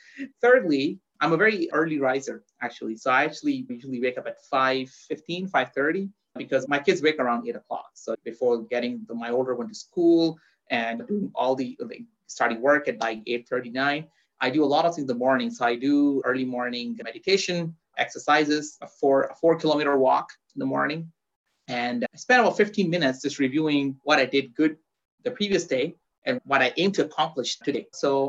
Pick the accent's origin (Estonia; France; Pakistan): Pakistan; born there; also born or lived in Dubai / Saudi Arabia; So I was born in Pakistan in Southeast Asia. Then I lived in Dubai